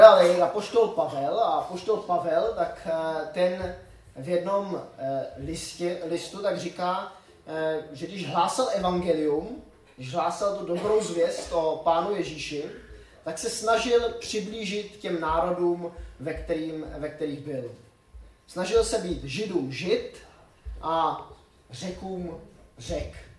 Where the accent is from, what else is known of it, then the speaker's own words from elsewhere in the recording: Czechia; moved away; also born or lived in Switzerland; u nás v Čechách